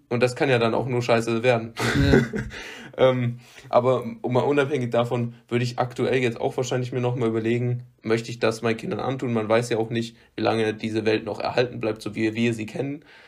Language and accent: German; Rhineland, Germany; accent: Rhineland slang; ich bin Rheinländer und ich kann so ich kann, ich kann jetzt nicht den rheinischen Dialekt, also ich kann kein Platt, aber ich kann äh, halt diesen, diesen typischen Slang, den wir hier haben, sprechen.